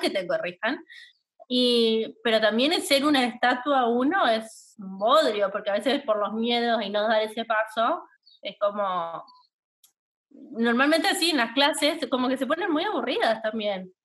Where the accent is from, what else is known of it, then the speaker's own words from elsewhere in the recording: Chaco, Argentina; moved away as an adult; also born or lived in Buenos Aires; nosotros somos de Chaco